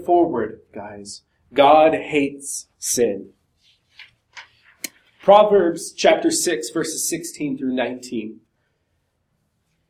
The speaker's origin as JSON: {"language": "English", "region": "Montana", "country": "United States", "said": "I'm from Montana"}